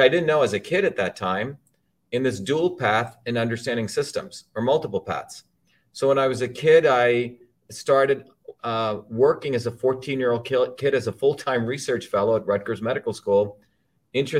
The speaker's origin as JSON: {"language": "English", "country": "India", "tie": "born or raised there", "moved": "yes", "said": "I grew up originally in India"}